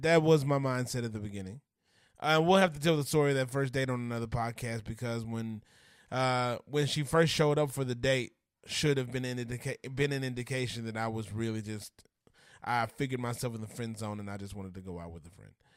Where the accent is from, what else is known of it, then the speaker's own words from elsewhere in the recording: Grambling, Louisiana, United States; also born or lived in Minden, Louisiana; Grew up in Grambling, Louisiana, uh, where I spent a, the majority of my youth